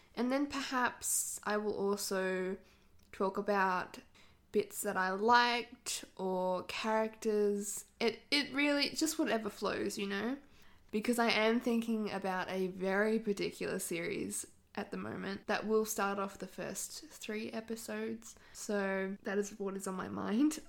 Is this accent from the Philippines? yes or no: no; Australia; accent: Australian; I live in Australia, if you could not tell by my accent